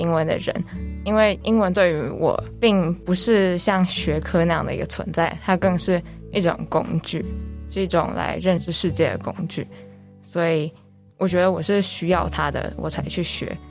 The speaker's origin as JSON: {"language": "Chinese", "country": "Germany", "tie": "born there", "said": "因为小时候是在德国出生，然后家人从小在家里也都是叫我英文名字。"}